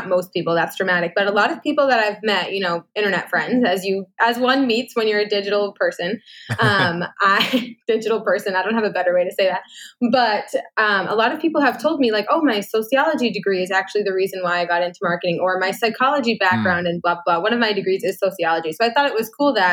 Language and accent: English; United States; moved away as an adult; now in Canada; I am American